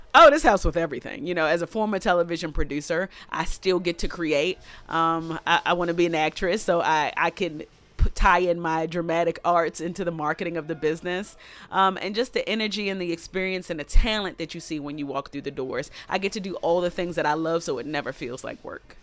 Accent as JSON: {"language": "English", "town": "Baltimore", "region": "Maryland", "country": "United States", "said": "I am a girl from East Baltimore who comes from humble beginnings with Caribbean"}